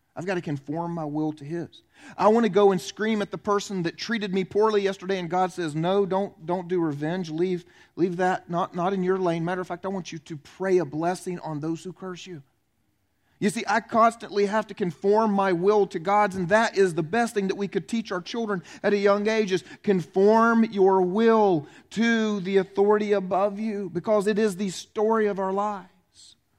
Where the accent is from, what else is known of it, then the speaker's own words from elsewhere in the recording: the South, United States; I was raised in the South.